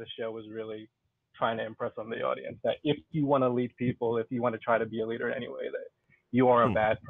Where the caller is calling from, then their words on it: New York City, New York, United States; New York City.